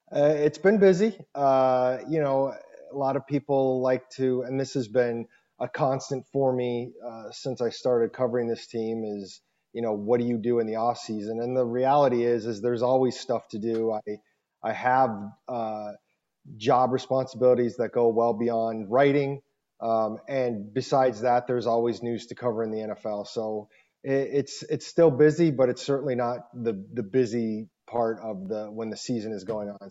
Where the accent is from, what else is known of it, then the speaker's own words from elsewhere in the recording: Scottsdale, Arizona, United States; also born or lived in Michigan; I'm from Scottsdale